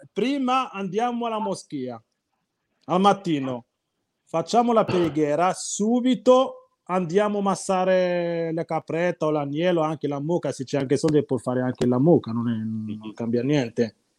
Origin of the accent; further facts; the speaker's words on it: Morocco; Italian is a second language; now in Italy; Il mio paese dove abito io